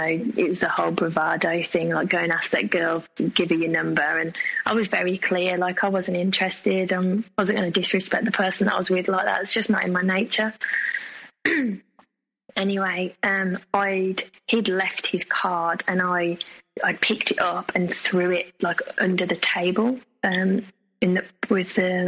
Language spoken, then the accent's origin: English; England, United Kingdom; accent: English; my English accent